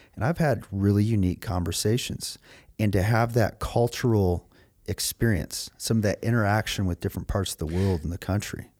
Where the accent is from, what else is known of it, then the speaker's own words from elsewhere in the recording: Michigan, United States; growing up in Michigan